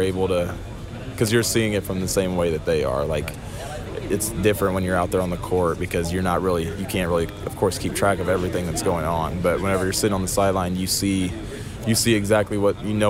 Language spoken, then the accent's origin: English; Indiana, United States; growing up in Indiana